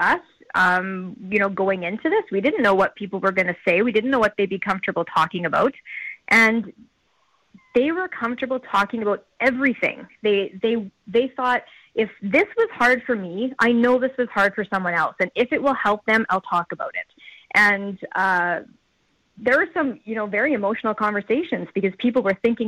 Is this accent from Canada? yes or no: yes; Saskatchewan, Canada; I'm born and raised in Saskatchewan and our production company is based here